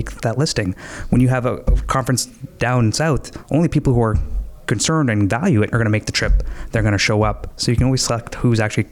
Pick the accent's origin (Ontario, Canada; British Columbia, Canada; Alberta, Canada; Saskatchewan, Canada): Ontario, Canada; Stoney Creek; I'm from Stony Creek